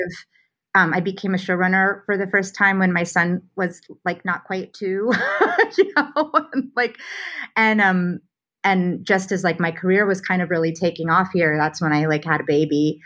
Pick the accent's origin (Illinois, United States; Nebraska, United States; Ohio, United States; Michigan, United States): Nebraska, United States; Omaha; moved away as an adult; also born or lived in New York; now in Los Angeles, United States; I grew up in Omaha, Nebraska, uh, and had a a fairly conventional Midwestern childhood.